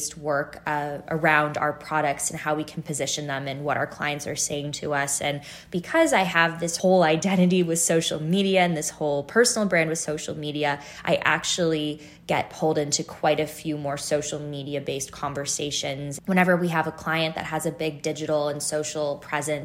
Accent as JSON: {"language": "English", "town": "Chicago", "region": "Illinois", "country": "United States", "tie": "born or raised there", "also_born_or_lived": "Toronto, Canada / Northern California / Easton, Pennsylvania / Boston, Massachusetts", "moved": "as an adult", "said": "We moved to the States when I was 5, and we lived in Northern California for a number of years, and then we made our way over to the north suburbs of Chicago, which is where I spent the majority of my adolescent years"}